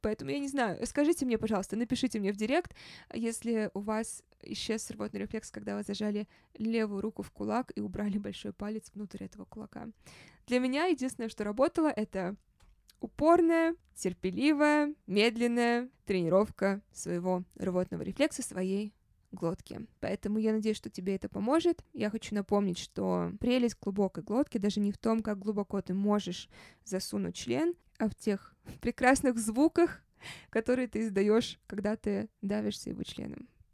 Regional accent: Saint Petersburg, Russia; moved away; also born or lived in Los Angeles; это мой родной город.

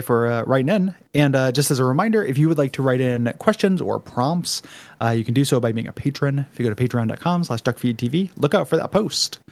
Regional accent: United States; we're American

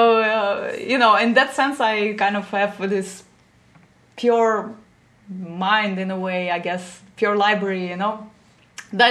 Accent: Riga, Latvia; moved away as an adult; also born or lived in Germany; now in Netherlands; And so I grew up in Latvia. That is a Baltic seaside city, Riga.

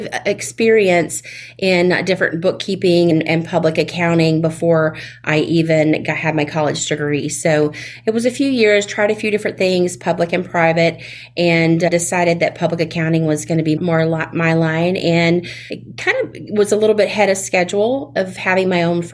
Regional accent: Fort Walton Beach, Florida, United States; accent: Southern; moved away as an adult; now in Tampa Bay area, United States; I am a native of Florida, but I'm originally from the Panhandle, the Florida Panhandle, where the world's most beautiful beaches are, up near Fort Walton Beach

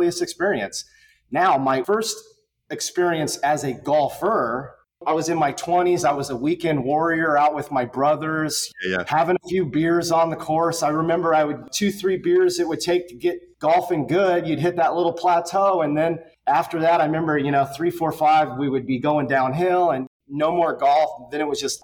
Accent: Concord, California, United States; now in Naples, United States; born and raised in Concord, California, which is in the Bay Area of California

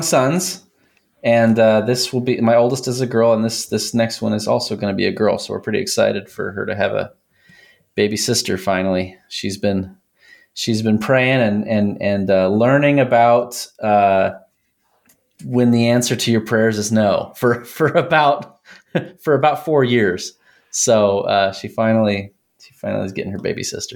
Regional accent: Texas, United States; moved away as an adult; also born or lived in Colorado; I grew up in Texas

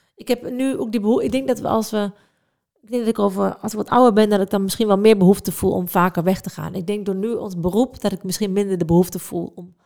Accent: Netherlands; ik ben echt een Hollander

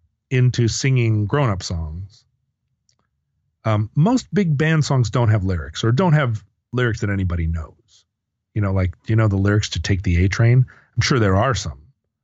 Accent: Alaska, United States; You know, growing up near Elmendorf Air Force Base in the late 70s, there was a whole weird host of planes that came and went

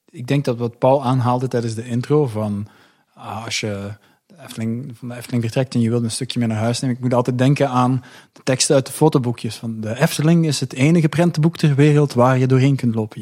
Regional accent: Belgium; ik kom uit België

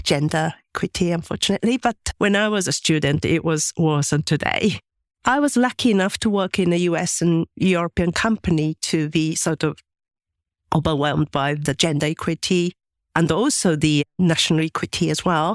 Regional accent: Japan; English is a second language; moved away as an adult; I was born in Japan and, uh, my parents are very traditional and my mom was a housewife

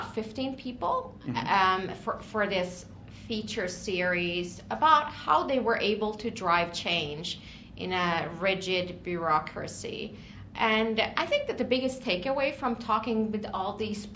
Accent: Stockholm, Stockholm County, Sweden; now in Washington, DC, United States; originally from Stockholm, Sweden. I've been in the DC area for the past, I would say, 16 years or so

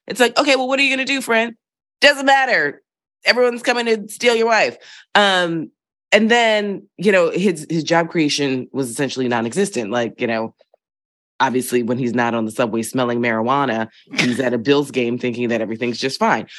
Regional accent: Philadelphia, Pennsylvania, United States; moved away; I grew up in Philadelphia in a particular neighborhood

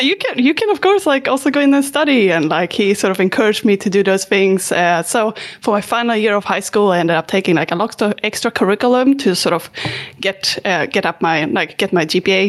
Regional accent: Sweden; I'm from Sweden. That one's easy. And yeah, I also been moving around a lot.

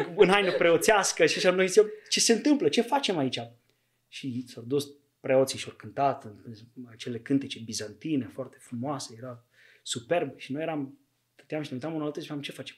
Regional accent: Buziaș, Timiș County, Romania; sunt bănățean, acolo m-am născut, în Buziaș, un oraș micuț lângă Timișoara

